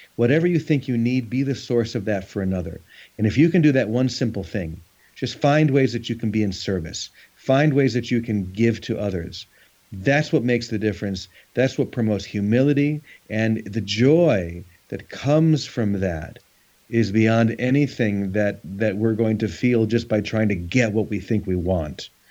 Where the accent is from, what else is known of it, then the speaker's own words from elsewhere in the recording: United States; being an American